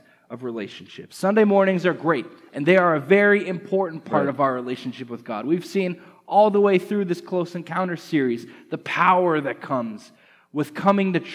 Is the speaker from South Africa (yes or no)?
no; Canada; moved away as an adult; now in United States; I'm from Canada, and over the last few months I've been going through the immigration process to be a permanent resident here in the United States